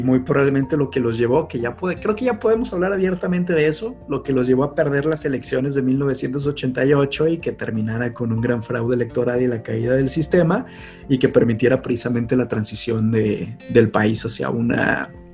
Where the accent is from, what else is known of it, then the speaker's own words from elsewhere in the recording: Mexico; siendo mexicanos